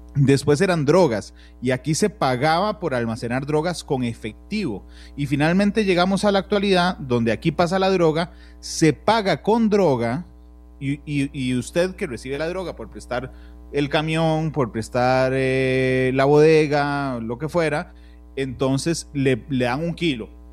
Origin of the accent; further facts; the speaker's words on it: Cartago, Costa Rica; cuando era pequeño en Cartago